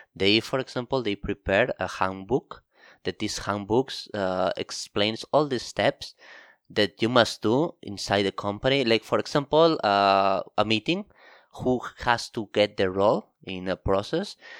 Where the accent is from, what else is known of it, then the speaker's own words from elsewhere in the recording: Barcelona, Catalonia, Spain; moved away as an adult; now in Tokyo, Japan; I come from Barcelona, Spain